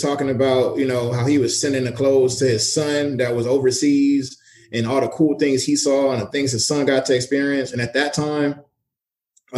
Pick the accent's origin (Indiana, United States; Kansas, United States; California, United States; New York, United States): California, United States; Los Angeles; now in San Diego, United States; I'm from